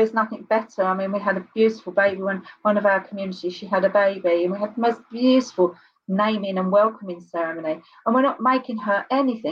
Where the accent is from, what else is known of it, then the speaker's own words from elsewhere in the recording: Kent, South East England, United Kingdom; I was born and bred in Blackfin, okay, Kent